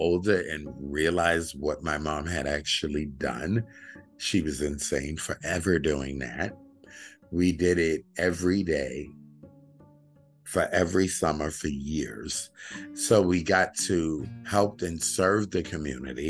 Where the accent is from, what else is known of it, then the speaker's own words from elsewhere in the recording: New York City, New York, United States; I grew up in Bushwick, the old Bushwick